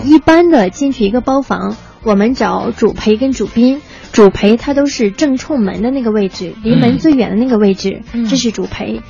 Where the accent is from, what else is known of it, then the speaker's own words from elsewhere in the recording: Shandong, China; moved away; 我的老家山东